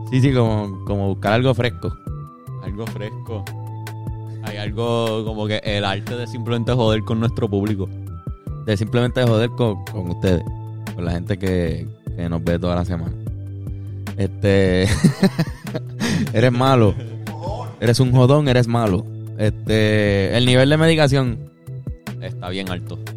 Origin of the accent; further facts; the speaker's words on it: Puerto Rico; año muy importante para la historia de Puerto Rico porque se firma el Tratado de París. En donde nosotros terminamos siendo un territorio americano.